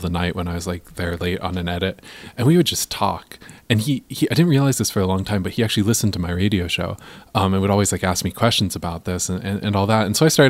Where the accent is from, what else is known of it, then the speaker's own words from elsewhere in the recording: Pullman, Washington, United States; moved away as an adult; also born or lived in Boulder, Colorado; I'm from Pullman, Washington.